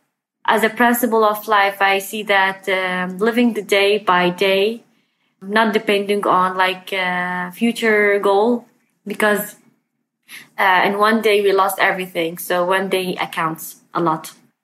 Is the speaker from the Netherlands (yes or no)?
no; Sinjar, Nineveh, Iraq; moved away as an adult; also born or lived in Khanasur village; now in Kurdistan, Iraq; I'm from Sinjar.